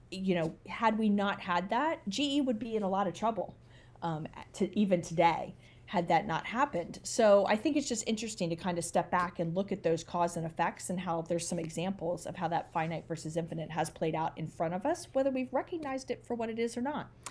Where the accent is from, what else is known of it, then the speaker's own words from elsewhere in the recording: United States; as an American